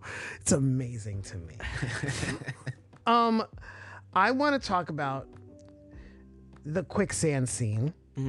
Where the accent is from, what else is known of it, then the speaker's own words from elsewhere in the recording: New Orleans, Louisiana, United States; we're from New Orleans.